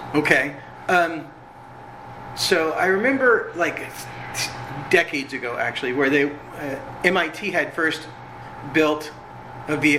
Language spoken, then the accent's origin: English; Orange County, California, United States; I grew up in Orange County, so my house was actually like three miles from Disneyland